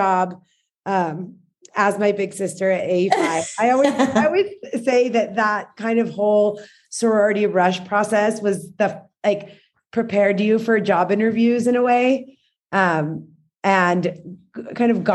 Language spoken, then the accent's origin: English; El Paso, Texas, United States; moved away as an adult; also born or lived in Tucson, Arizona / New York; I grew up in El Paso